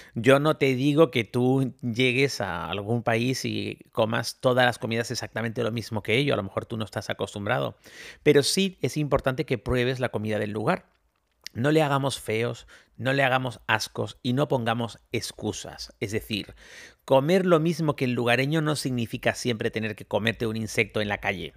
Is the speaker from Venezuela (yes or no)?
no; Spain; yo soy de España